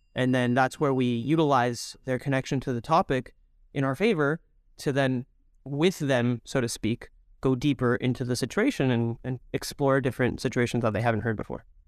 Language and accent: English; Toronto, Ontario, Canada; also born or lived in Mexico / Israel; I'm originally from uh, Mexico, and then I grew up here in Toronto